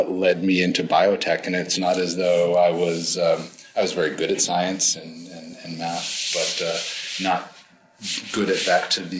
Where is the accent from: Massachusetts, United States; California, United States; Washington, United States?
Massachusetts, United States; Natick; also born or lived in Boston; I was born in Boston. And raised in the western suburbs, a town called Natick